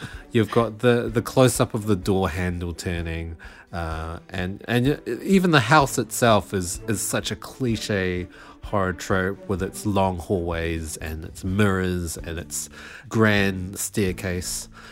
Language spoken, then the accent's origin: English; New Zealand